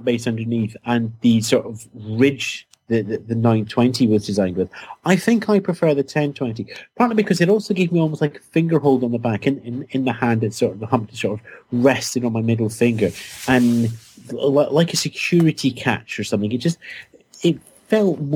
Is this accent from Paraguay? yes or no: no; United Kingdom; being British